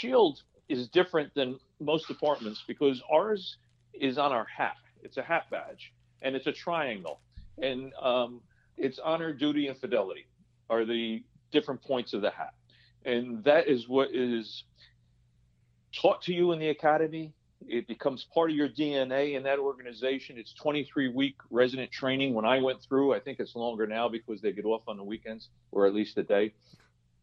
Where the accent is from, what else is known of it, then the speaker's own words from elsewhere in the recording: Paterson, New Jersey, United States; moved away as an adult; also born or lived in New York City / Florida; I'm a Paterson, New Jersey guy. I grew up in Paterson, New Jersey